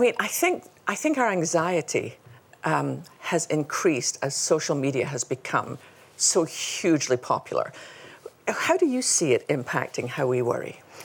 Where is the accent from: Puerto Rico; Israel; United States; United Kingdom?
United Kingdom; Scotland; we both had funny accents. You know, she's Australian and I'm Scottish.